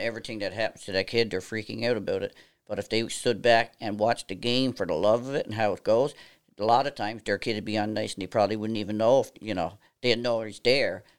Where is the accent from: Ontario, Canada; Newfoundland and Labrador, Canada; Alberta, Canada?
Newfoundland and Labrador, Canada; near Stephenville, Port au Port Peninsula; accent: East Coast of Canada; moved away as an adult; now in Nova Scotia, Canada; I'm originally from a small town, uh, out, uh, in Stephenville on the Port of Port Peninsula, a place called Lord's